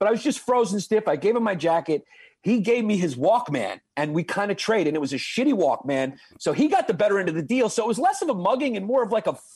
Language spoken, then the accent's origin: English; New York City, New York, United States; I grew up in Brooklyn